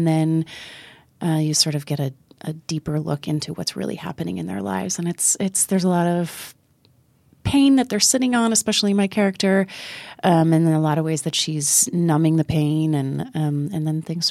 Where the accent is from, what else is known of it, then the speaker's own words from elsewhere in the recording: Midwest, United States; also born or lived in Iowa / Illinois; I grew up in the Midwest. I was born in Iowa, and then we moved to Illinois. So my childhood was sort of half and half between the two states